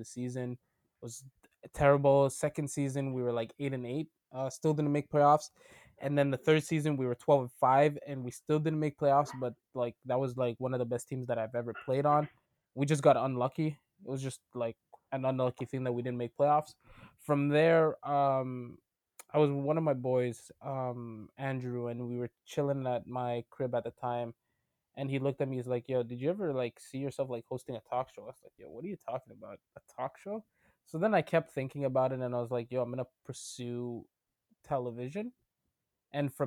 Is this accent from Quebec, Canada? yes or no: yes; Montreal, Quebec, Canada; also born or lived in Ottawa, Canada; born and raised in Montreal.